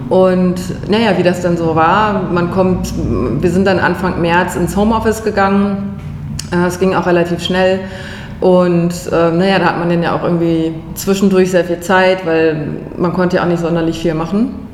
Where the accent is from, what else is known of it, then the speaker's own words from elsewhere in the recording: Bremen, Germany; now in Berlin, Germany; bin ursprünglich aus Bremen, hab dort, äh, ja, bin dort aufgewachsen, bin zur Schule gegangen, habe dort studiert, Biologie, bin dann äh, für die Promotion nach Berlin gezogen, vor jetzt mittlerweile 15 Jahren.